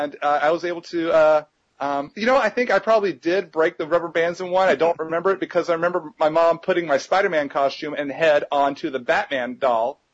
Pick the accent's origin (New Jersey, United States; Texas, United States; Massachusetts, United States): Texas, United States; my hometown in Texas